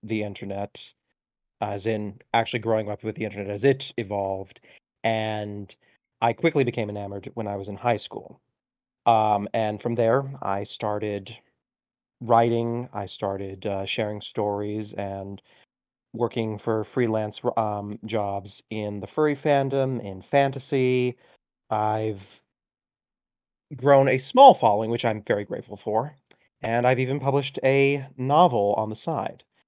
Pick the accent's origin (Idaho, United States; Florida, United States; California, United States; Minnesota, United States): Florida, United States; Orlando; also born or lived in Miami; I was born in Miami, but we very quickly moved to Orlando, and from there, I practically grew up in Disney